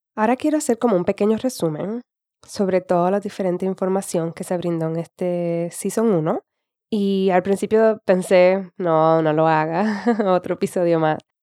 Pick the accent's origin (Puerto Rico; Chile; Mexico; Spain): Puerto Rico; accent: Puerto Rican; now in United States; Hablo más estilo puertorriqueño